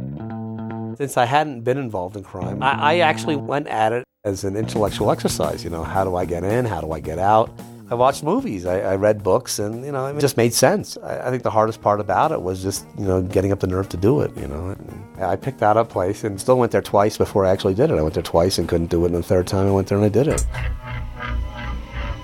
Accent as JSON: {"language": "English", "town": "New York City", "region": "New York", "country": "United States", "tie": "born or raised there", "also_born_or_lived": "San Diego, California", "moved": "as an adult", "said": "I grew up in the Upper West Side of Manhattan."}